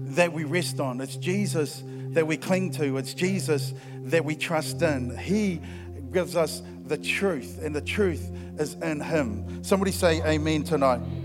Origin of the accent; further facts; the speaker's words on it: Christchurch, Canterbury, New Zealand; I'm from Christchurch and, and, and, we are loud down there